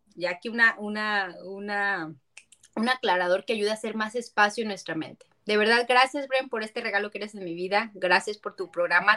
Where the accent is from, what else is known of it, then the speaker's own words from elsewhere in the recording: San Luis Potosí, Mexico; also born or lived in Guadalajara; es mi tierra, yo soy potosina